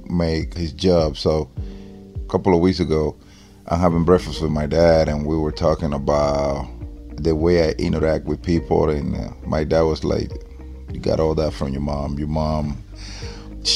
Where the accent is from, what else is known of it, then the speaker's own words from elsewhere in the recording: Dominican Republic; English is a second language; now in United States; I was born and raised in the Dominican Republic